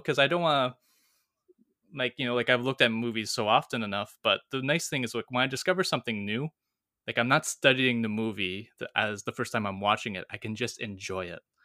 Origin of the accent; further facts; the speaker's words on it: Canada; moved away as an adult; I'm back in my hometown